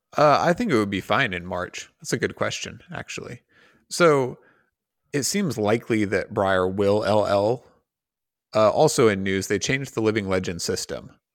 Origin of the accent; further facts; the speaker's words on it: United States; as an American